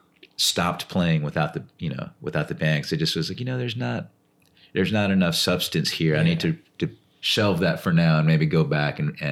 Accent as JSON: {"language": "English", "town": "Austin", "region": "Texas", "country": "United States", "tie": "born or raised there", "also_born_or_lived": "Laredo, Texas", "said": "And we all moved to Austin when I was super young."}